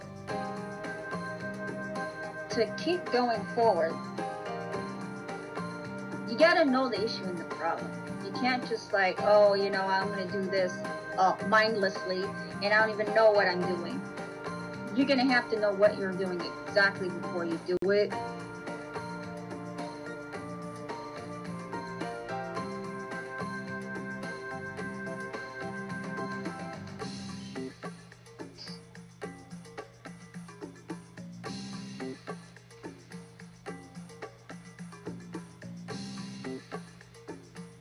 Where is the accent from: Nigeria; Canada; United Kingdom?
Canada; I'm a Canadian